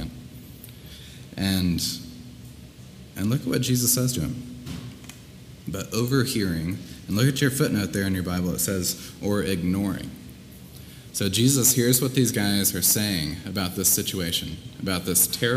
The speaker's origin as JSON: {"language": "English", "town": "Columbia", "region": "Missouri", "country": "United States", "tie": "born or raised there", "moved": "yes", "said": "my hometown, Columbia, Missouri."}